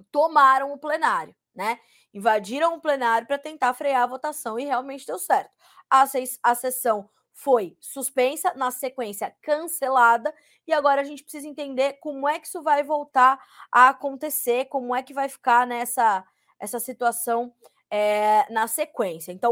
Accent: Mogi Guaçu, São Paulo, Brazil; eu cresci em Mogi Guaçu, minha cidade do coração. Eu sou nascida em São Paulo, sou paulistana, né, nascida na capital

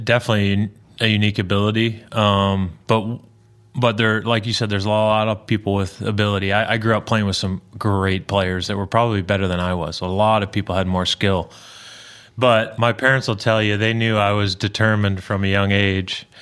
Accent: outside of Toronto, Ontario, Canada; moved away as an adult; now in Tennessee, United States; big Blue Jay fan growing up outside of Toronto

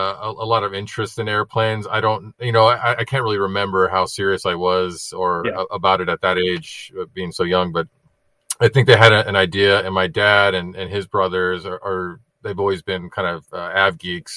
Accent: Southern California, United States; growing up in Southern California

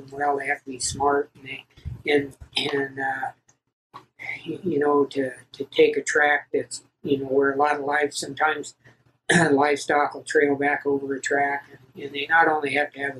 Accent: Oregon, United States; also born or lived in California; now in Elko, United States; I was born in California in 1950. I moved to Oregon and was raised pretty much there

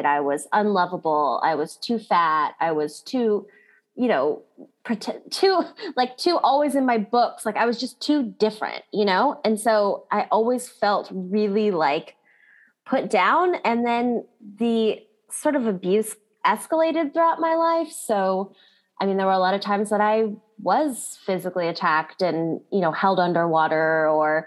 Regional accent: Kailua, Hawaii, United States; So I grew up in Hawaii, which is an awesome place to grow up

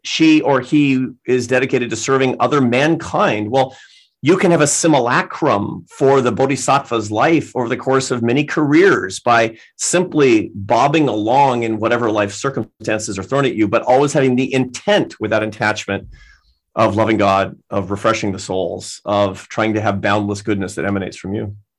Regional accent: Seattle, Washington, United States; moved away as an adult; also born or lived in Barcelona; I grew up in Seattle

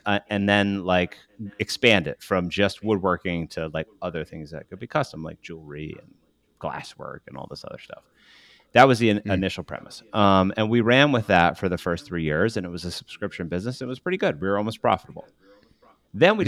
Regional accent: Western Massachusetts, United States; also born or lived in Paraguay; I grew up uh, in Western Massachusetts in a really small farm community of about 2,500 people. I ended up there. Uh, I was born in Paraguay.

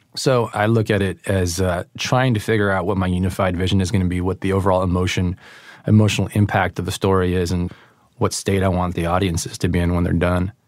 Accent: East Bay, Northern California, United States; also born or lived in Oakland; I'm from the East Bay, um, but I've lived all around the Bay Area, moved every couple of years

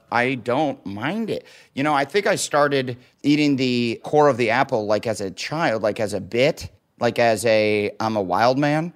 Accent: Waterloo, Iowa, United States; moved away; also born or lived in Omaha, Nebraska; where I grew up in Waterloo, Iowa

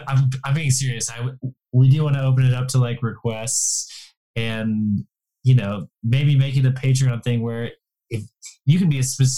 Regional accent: Ohio, United States; moved away; I'm actually from Ohio, so we got to stay at my childhood home.

